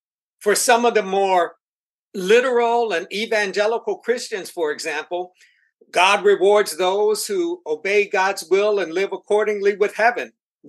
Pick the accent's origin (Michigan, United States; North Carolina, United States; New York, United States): New York, United States; Buffalo; born there; also born or lived in Boston / Minneapolis; now in Houston, United States; Well, I was born in Buffalo, New York. Moved from Buffalo to New York City, from New York City to Boston, Boston to Minneapolis, Minneapolis to Houston.